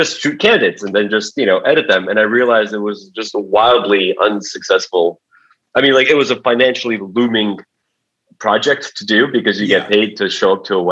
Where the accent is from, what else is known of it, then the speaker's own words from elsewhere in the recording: New York City, New York, United States; also born or lived in Uzbekistan / Rego Park; We came here when I was 1990. I was 5 years old. Moved to Forest Hills. So I was a Forest Hills kid